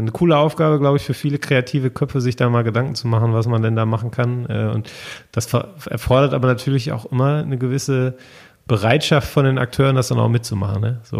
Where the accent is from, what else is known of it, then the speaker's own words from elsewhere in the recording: North Rhine-Westphalia, Germany; also ich bin ja mitten im Ruhrgebiet groß geworden